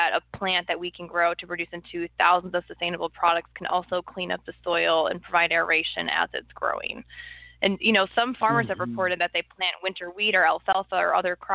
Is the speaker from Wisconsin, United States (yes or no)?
yes; Wisconsin, United States; moved away as an adult; also born or lived in Minnesota; now in Oregon, United States; I grew up in Wisconsin in, you know, my elementary school is across the street from farms